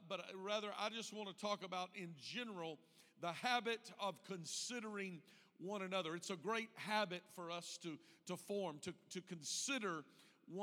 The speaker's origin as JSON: {"language": "English", "region": "Deep South", "country": "United States", "tie": "born or raised there", "moved": "yes", "lives_now": "Indiana, United States", "said": "I was raised in the Deep South"}